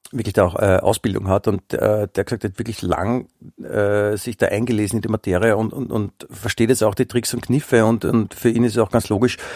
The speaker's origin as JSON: {"language": "German", "country": "Germany", "said": "Ich bin Deutscher, ich habe die Sprache erfunden, mhm. erfunden, darf man auch sagen, ja, und insofern."}